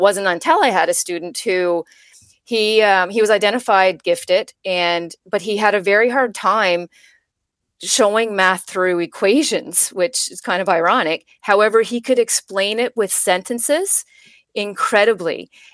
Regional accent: Labrador City, Newfoundland and Labrador, Canada; moved away; also born or lived in Ontario; I grew up in Labrador City, Newfoundland, a very small town in, um, up north

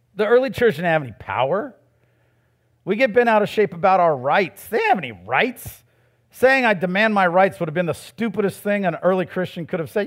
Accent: United States; I was born in America, too

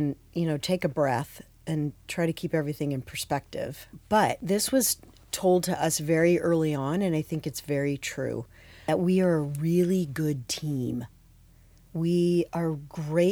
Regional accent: Phoenix, Arizona, United States; moved away as an adult; also born or lived in Manhattan; I grew up in Phoenix

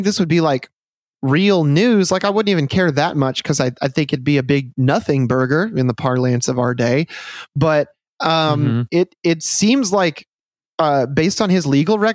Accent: Michigan, United States; I'm from Michigan

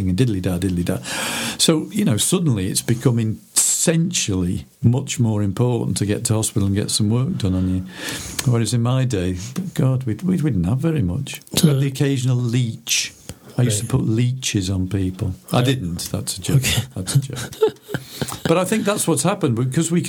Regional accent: Chester, North West England, United Kingdom; moved away as an adult; also born or lived in Liverpool; now in Bolton, United Kingdom; I'm a Chester boy, really. I grew up in Chester

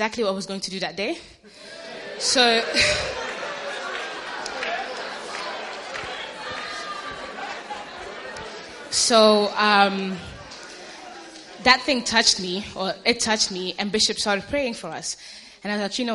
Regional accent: Ghana; I'm Ghanaian, I'm African

